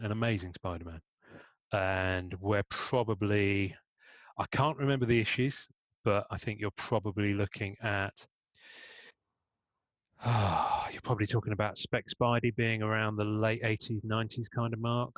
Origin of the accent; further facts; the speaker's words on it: Devon, South West England, United Kingdom; accent: English; I'm in the UK and I grew up in Devon.